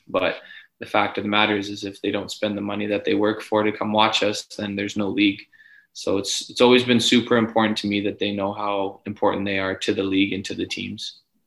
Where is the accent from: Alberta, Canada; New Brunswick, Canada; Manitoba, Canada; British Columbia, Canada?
Alberta, Canada; Edmonton; born or raised there; moved away as an adult; now in Ottawa, Canada